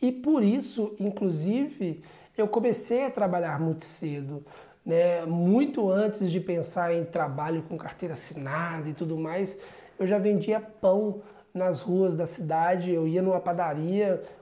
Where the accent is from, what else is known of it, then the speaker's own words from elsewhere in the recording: Sabará, Minas Gerais, Brazil; now in Portugal; uma cidade pequena no Brasil, uma cidade chamada Sabará, região metropolitana de Belo Horizonte, onde eu fui criado ali num bairro simples, um bairro normal da cidade, de uma família simples.